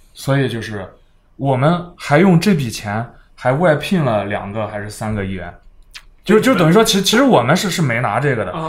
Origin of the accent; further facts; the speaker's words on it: China; 来自中国